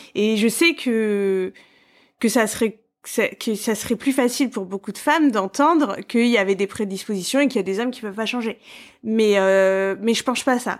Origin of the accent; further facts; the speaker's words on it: Paris, Île-de-France, France; je suis parisienne